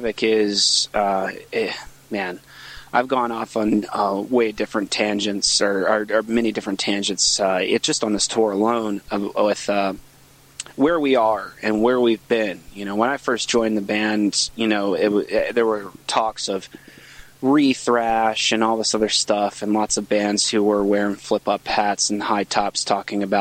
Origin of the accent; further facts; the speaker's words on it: Virginia, United States; I'm from Virginia